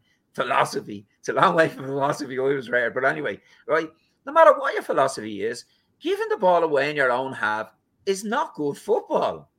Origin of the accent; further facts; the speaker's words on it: Ireland; We're Irish